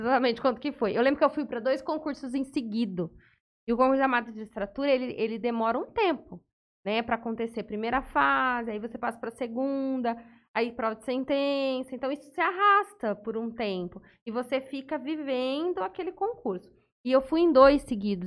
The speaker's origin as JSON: {"language": "Portuguese", "town": "São José do Rio Preto", "region": "São Paulo", "country": "Brazil", "also_born_or_lived": "Santa Fé do Sul", "said": "eu sou de São José do Rio Preto"}